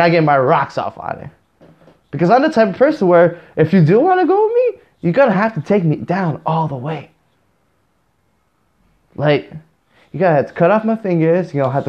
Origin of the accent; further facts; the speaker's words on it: Canada; I'm Canadian.